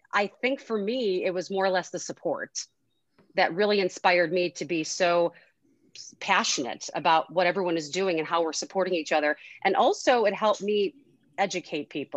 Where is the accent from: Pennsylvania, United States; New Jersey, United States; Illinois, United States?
Illinois, United States; Chicago; I'm from Chicago